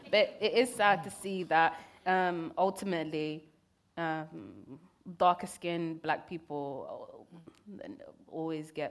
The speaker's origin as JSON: {"language": "English", "country": "Kenya", "tie": "born there", "said": "I was born in Kenya. I never even got to even stepped foot in Somalia at that point."}